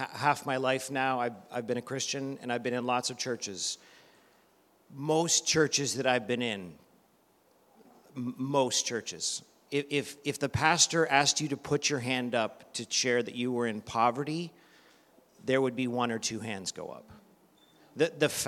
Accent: Canada; moved away; I'm originally from Canada

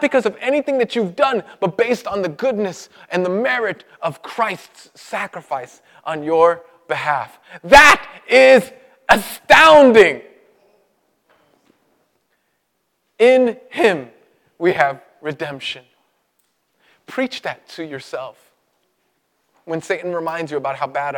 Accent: New York City, New York, United States; I grew up in Brooklyn, and when Brooklyn was real bad. In the 80s

